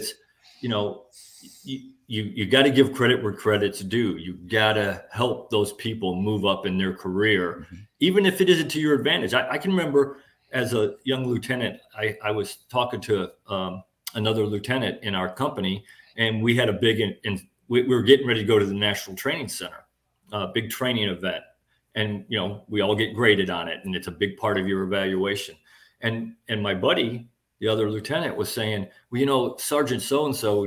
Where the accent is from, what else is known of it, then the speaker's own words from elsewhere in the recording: Midwest, United States; moved away; I grew up in the Midwest.